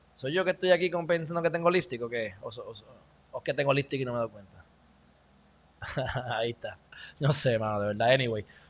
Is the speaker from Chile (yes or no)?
no; Puerto Rico; el pueblo de Puerto Rico